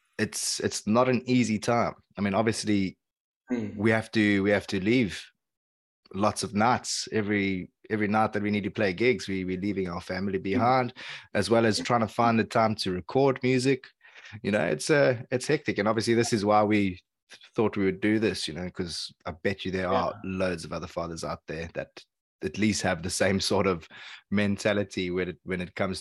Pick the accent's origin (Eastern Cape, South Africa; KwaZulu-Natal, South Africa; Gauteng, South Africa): Eastern Cape, South Africa; Port Elizabeth; moved away as an adult; we are both musicians from Eastern Cape, South Africa